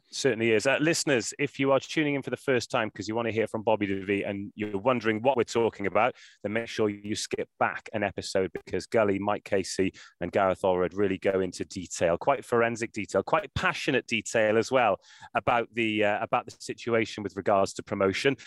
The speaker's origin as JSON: {"language": "English", "region": "Wales", "country": "United Kingdom", "said": "I'm from Wales"}